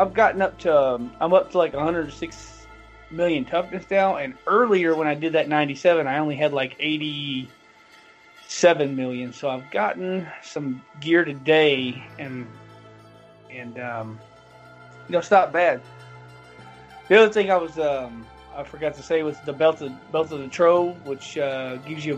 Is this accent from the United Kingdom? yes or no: no; the South, United States; I'm from the South